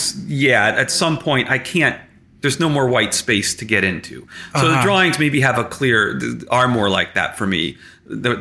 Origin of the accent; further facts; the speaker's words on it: Stillwater, New York, United States; also born or lived in Chicago / Glens Falls / Latham; I essentially grew up in Stillwater